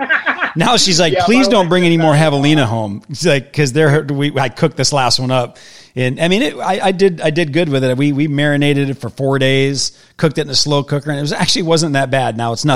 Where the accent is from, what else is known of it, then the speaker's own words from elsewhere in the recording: Wisconsin, United States; moved away as an adult; I grew up in Wisconsin till I was 38 years old